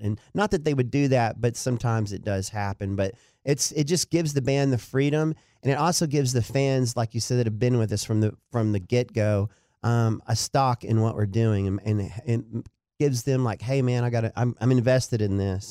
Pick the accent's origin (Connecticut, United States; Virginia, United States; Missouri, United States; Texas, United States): Texas, United States; Dallas; also born or lived in Duncanville, Texas / Denton, Texas; Lakewood Elementary is where I went to elementary, went to J L Long Junior High